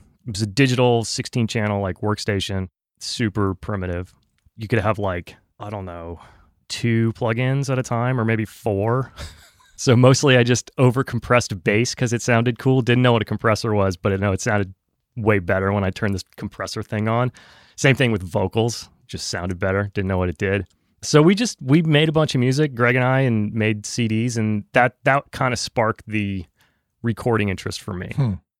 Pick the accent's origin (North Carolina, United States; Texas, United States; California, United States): North Carolina, United States; Nashville made a lot of sense to me because I grew up in North Carolina. It was closer to home.